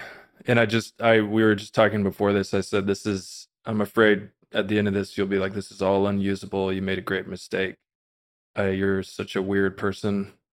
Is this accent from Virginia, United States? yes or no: no; Austin, Texas, United States; But no, I was raised in the Austin, Texas area, a very normal, you know, middle class upbringing.